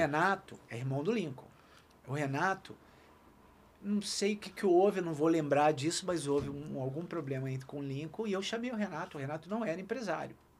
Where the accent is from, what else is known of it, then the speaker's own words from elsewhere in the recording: Niterói, Rio de Janeiro, Brazil; eu nasci em Niterói, nunca saí de Niterói